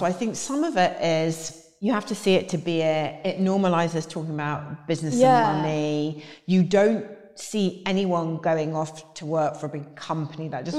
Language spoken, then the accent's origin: English; Yorkshire and the Humber, United Kingdom; So I grew up in Yorkshire, which mm-hmm. you wouldn't gather anymore